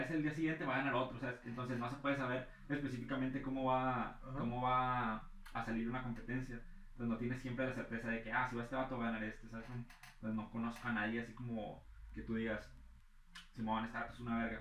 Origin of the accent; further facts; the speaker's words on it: Ciudad Acuña, Coahuila, Mexico; somos de Acuña. Yo, no, no, somos de Acuña